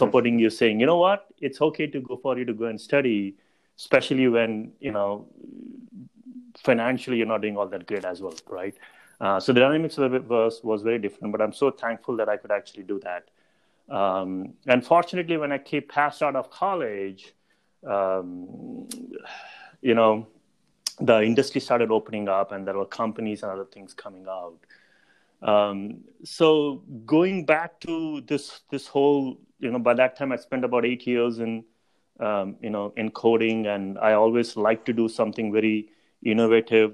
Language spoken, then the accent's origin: English; Mumbai, Maharashtra, India; moved away as an adult; also born or lived in Chicago, United States; I grew up in in Mumbai, um, right in India